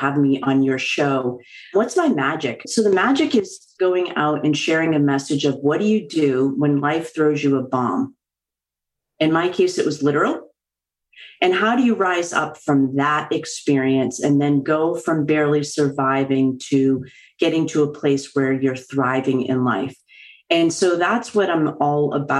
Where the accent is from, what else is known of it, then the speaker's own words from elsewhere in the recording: just outside of Boston, Massachusetts, United States; I'm a Bostonian, born and raised just outside of Boston